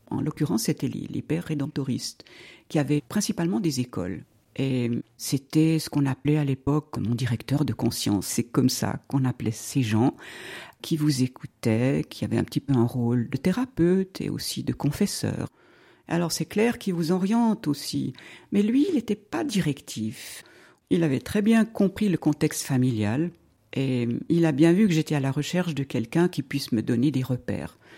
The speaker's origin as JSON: {"language": "French", "region": "Romandy", "country": "Switzerland", "tie": "born or raised there", "also_born_or_lived": "Zurich", "lives_now": "Vaud, Switzerland", "said": "Je suis née en 1948, ça veut dire que j'ai 73 ans. Je suis née à Zurich, et puis, euh, dès l'âge de 6-7 ans, je suis venue en Suisse romande."}